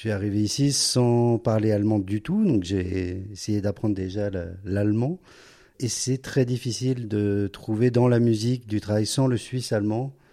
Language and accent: French; Paris, Île-de-France, France; now in Zurich, Switzerland; mais j'ai été surpris quand même de l'activité musicale à Zurich. C'est vraiment euh, quand on vient de Paris, on peut avoir un petit peu peur euh, mhm. d'un, certain vide de ce côté-là.